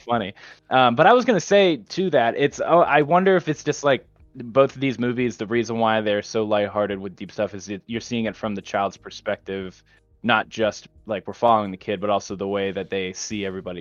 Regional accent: United States; we're American

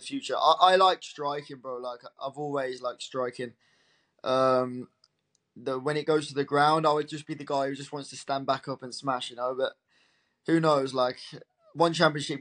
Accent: Birmingham, West Midlands, United Kingdom; I'm fully British, really, as you can hear

